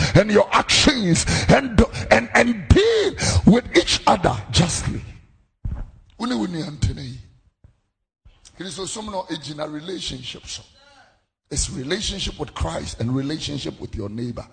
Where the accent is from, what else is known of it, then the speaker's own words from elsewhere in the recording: Accra, Greater Accra, Ghana; also born or lived in Abeka, Accra; I am a Zongo boy, don't forget that. I was born in Abeka. I grew up in Fadama